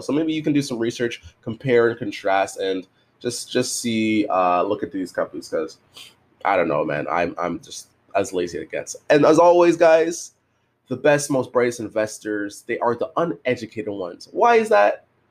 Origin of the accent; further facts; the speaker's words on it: Canada; I'm Canadian